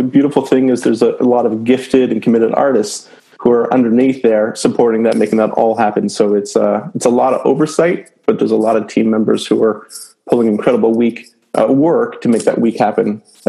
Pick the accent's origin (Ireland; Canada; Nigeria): Canada; now in New Jersey, United States; I'm actually from Canada, and so that's even deeper to my bones. So you may hear me say out and about at some point during this talk.